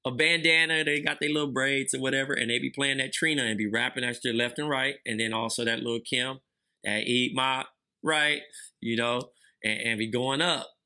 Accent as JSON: {"language": "English", "town": "Compton", "region": "California", "country": "United States", "said": "I'm from Compton"}